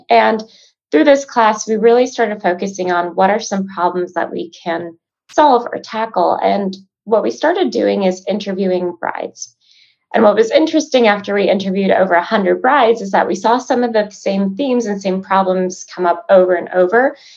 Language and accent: English; Chicago, Illinois, United States; Um, I'm originally from Chicago, born and raised.